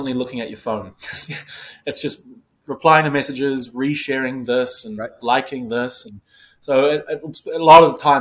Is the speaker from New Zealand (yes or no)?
yes; New Zealand; moved away as an adult; now in New York City, United States; being a New Zealander